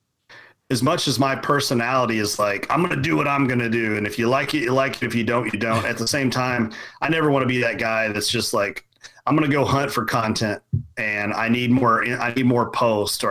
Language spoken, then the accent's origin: English; Central Kentucky, United States; I grew up in Central Kentucky, very much farming